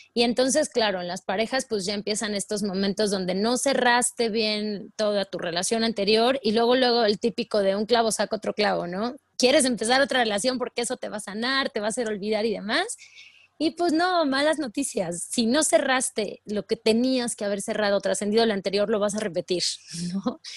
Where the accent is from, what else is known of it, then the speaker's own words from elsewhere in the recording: Puebla, Mexico; moved away as an adult; now in Mexico City, Mexico; toda mi vida viví en Puebla, soy, soy de Puebla